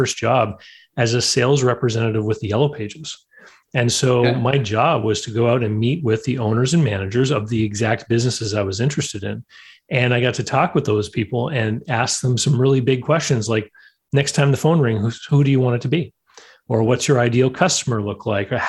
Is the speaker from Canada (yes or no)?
yes; Canada; growing up in Canada, that meant, getting into snow removal, of course